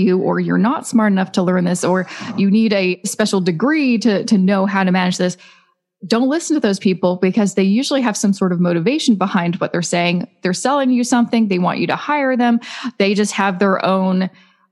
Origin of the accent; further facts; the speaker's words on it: Vancouver, British Columbia, Canada; moved away as an adult; now in Toronto, Canada; I'm originally from Vancouver, now I live in Toronto, two of the most expensive cities in Canada.